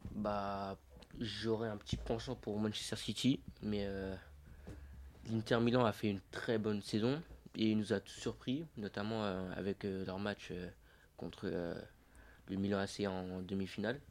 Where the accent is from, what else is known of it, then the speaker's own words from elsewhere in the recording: Guinea; now in France; je suis guinéen.